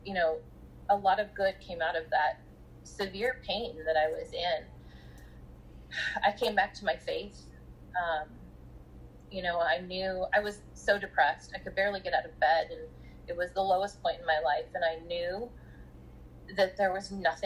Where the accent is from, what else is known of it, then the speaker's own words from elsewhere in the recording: Southern California, United States; I'm from Southern California, grew up in Southern California